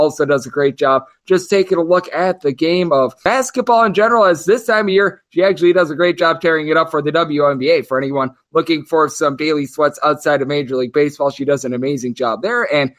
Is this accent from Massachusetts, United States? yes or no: no; Wisconsin, United States; now in Las Vegas, United States; my home state of Wisconsin